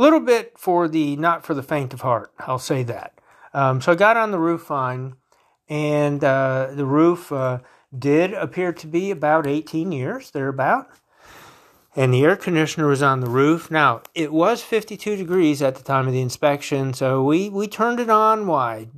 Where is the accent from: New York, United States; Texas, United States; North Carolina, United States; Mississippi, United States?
North Carolina, United States; Wilmington; where I grew up in Wilmington, North Carolina